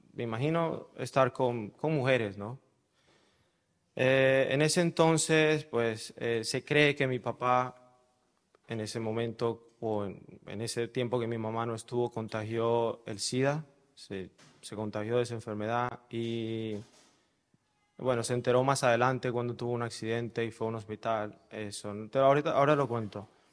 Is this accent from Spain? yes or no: no; Caracas, Capital District, Venezuela; yo nací en Caracas el primero de julio de 1985